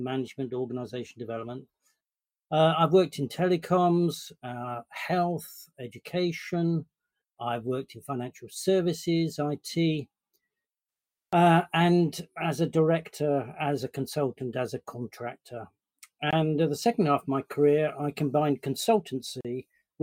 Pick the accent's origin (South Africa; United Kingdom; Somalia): United Kingdom; London; I am a Londoner. Born and bred, and South London